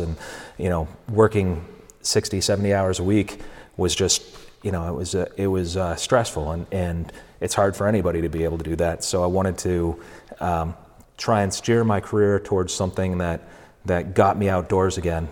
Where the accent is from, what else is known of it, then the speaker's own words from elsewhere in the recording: New Hampshire, United States; moved away as an adult; now in Vermont, United States; I was uh, born in New Hampshire, okay. raised there, came to college over here